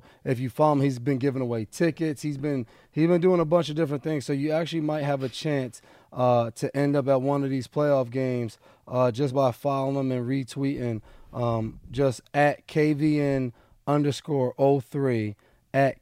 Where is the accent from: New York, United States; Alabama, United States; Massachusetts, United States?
New York, United States; I grew up in New York